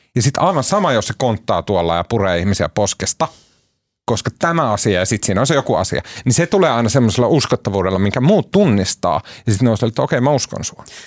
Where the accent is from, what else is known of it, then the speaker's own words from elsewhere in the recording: Oulu, North Ostrobothnia, Finland; mä oon oululainen pottunokka